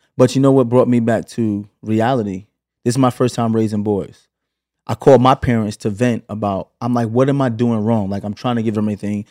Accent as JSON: {"language": "English", "town": "New York City", "region": "New York", "country": "United States", "tie": "born or raised there", "also_born_or_lived": "Flatbush, Brooklyn / Los Angeles", "moved": "as an adult", "lives_now": "Atlanta, United States", "said": "Flatbush to Canarsie when I was eight"}